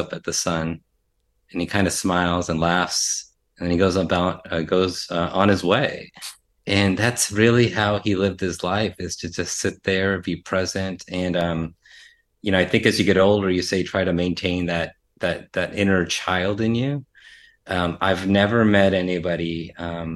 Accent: United States; I'm Indian American, Asian American.

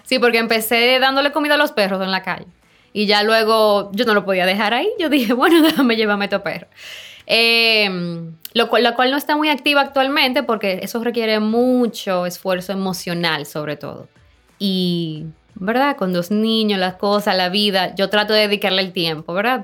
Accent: Samaná, Dominican Republic; yo soy de Samaná, mi familia es de Samaná

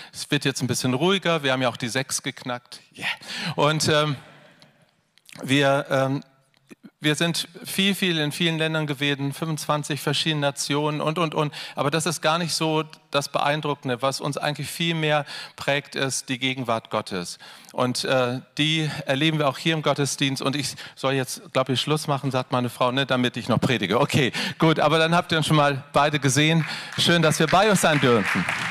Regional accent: Hanover, Lower Saxony, Germany; Wir kommen aus Hannover

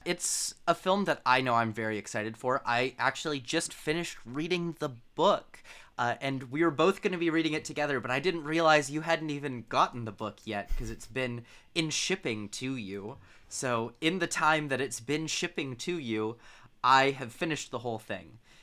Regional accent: London, Ontario, Canada; my hometown, little London, Ontario, Canada

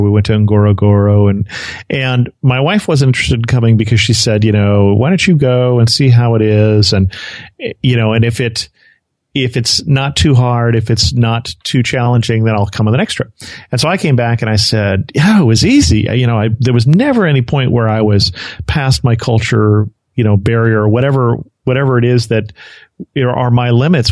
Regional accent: California, United States; my home state of of California

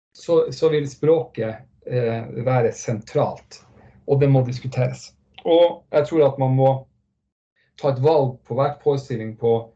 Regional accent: Northern Norway, Norway; Jeg er fra Nord-Norge

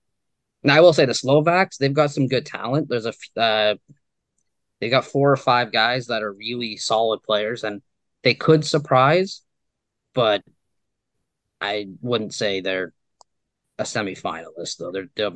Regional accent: Canada; Yes, I know I'm Canadian.

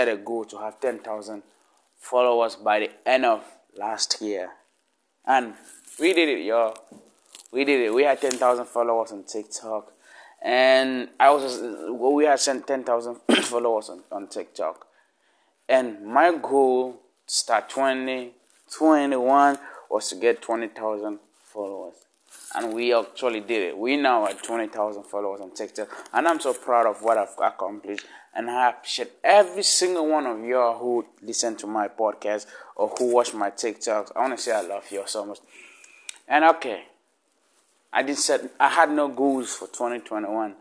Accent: Northwest Region, Cameroon; first language Lamnso; English is a second language; now in United States; I grew up and I was raised in Africa. Then I moved over here

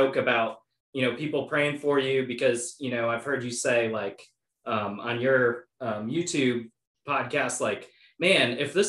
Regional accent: Oshkosh, Wisconsin, United States; I grew up in Oshkosh.

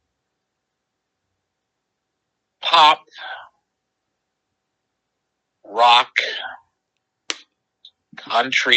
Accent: Philadelphia, Pennsylvania, United States; moved away; I'm from East Mount Airy, which is like kind of the Chestnut Hill area

